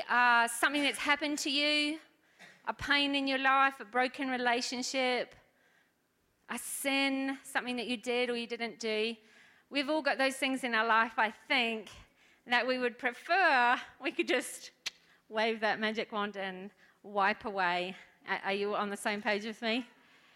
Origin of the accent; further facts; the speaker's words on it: New Zealand; moved away; I'm from New Zealand